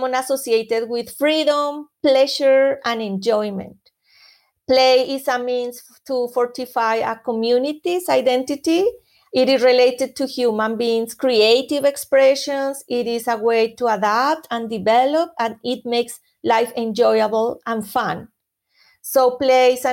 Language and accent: English; Colombia; moved away; I am from Colombia originally, and in Colombia, music and dancing are important elements of culture. So as a Colombian